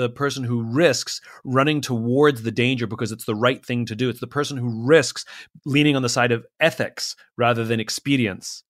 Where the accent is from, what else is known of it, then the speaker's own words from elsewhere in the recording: United States; we, as Americans, we like being American